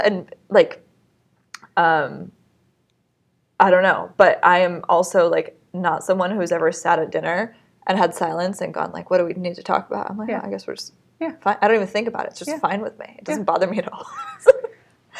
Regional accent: Southern California, United States; I'm from Southern California where everything is pretty laid back.

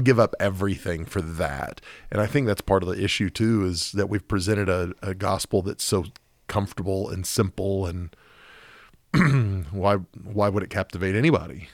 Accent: Oklahoma City, Oklahoma, United States; when I was growing up in Oklahoma City

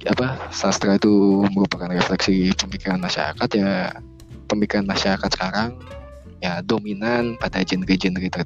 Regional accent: Bali, Indonesia; tapi kalau dulu di daerahku di Bali ya masih orang-orang merasa kayak ya banyak kuliah juga memikirkan masalah kerja

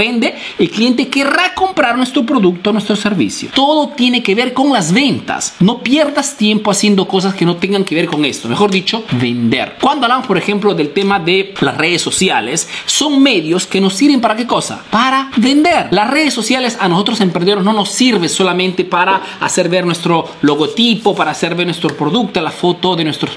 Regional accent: Peru; now in Italy

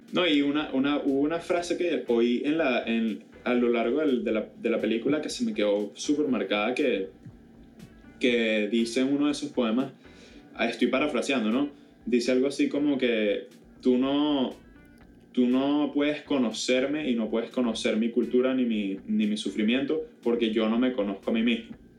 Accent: Venezuela; yo al final del día soy venezolano, independientemente de dónde hayan venido o no mis padres

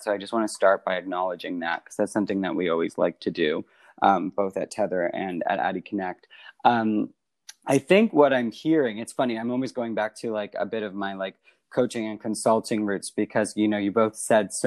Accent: Canada; I'm Canadian

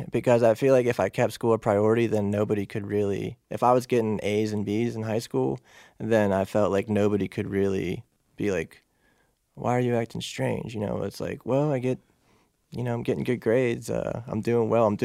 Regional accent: Pittsburgh, Pennsylvania, United States; From Pittsburgh.

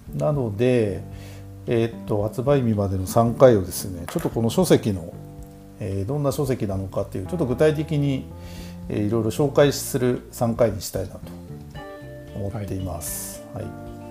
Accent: Taiki, Hokkaido, Japan; 僕らの地元十勝大樹町

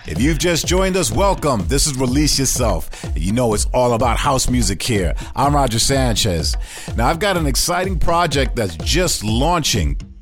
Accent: United States; my home country of USA

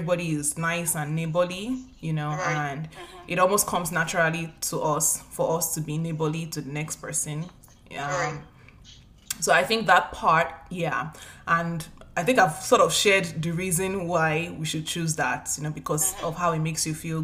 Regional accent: Nigeria; Both of us have African backgrounds, and we are both Nigerians

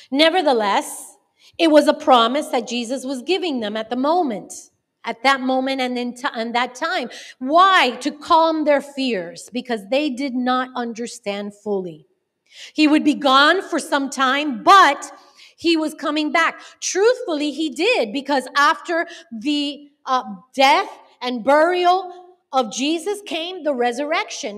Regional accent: Miami, Florida, United States; also born or lived in North Carolina; I was born and raised in Miami

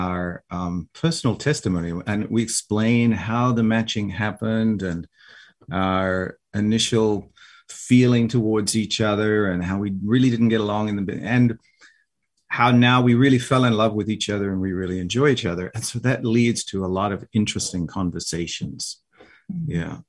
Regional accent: Australia; now in United States; I have a little accent my wife doesn't have an accent, but, you know, I say, oh, I'm from Australia

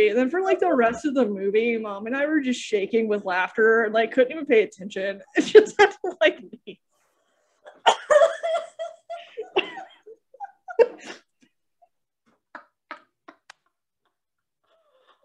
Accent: the South, United States; I am Southern

